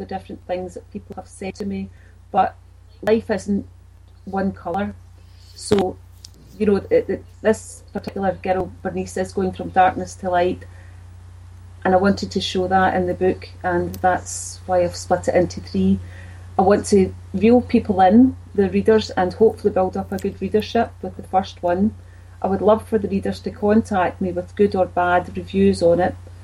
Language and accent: English; Glasgow, Scotland, United Kingdom; I grew up in Bridgeton. It's in the east end of Glasgow. That's where I was born, and then I moved